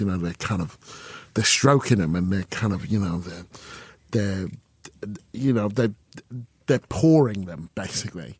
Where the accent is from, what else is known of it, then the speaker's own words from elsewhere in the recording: Stevenage, East of England, United Kingdom; I'm from Stevenage